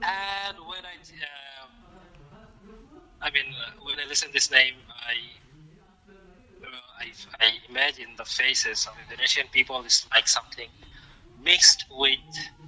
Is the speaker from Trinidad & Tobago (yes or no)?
no; Bangladesh; first language Bengali; English is a second language; I am from Bangladesh, and I am working as a software engineer from last 5 years. I studied in computer science and live in Dhaka. Dhaka is the capital of Bangladesh.